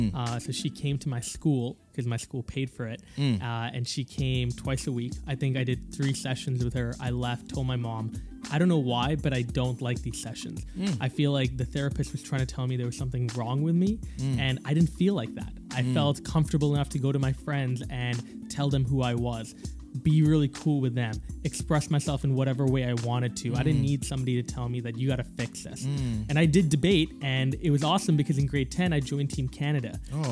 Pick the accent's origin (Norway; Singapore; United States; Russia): Singapore; And I think that comes from my Singaporean heritage. I was born and raised in Singapore, a very competitive place.